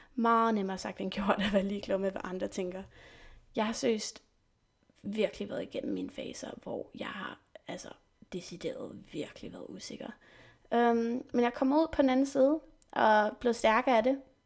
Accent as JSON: {"language": "Danish", "area": "Saint-Germain-en-Laye, near Paris", "region": "Île-de-France", "country": "France", "tie": "born or raised there", "also_born_or_lived": "England / Slottenlund and Rungsted, Denmark", "first_language": "French and English", "second_language": "Danish", "moved": "yes", "lives_now": "Denmark", "said": "Jeg er født i England og opvokset i Frankrig, i en by, der hedder Saint-Germain-les, som ligger cirka en halv time væk fra Paris"}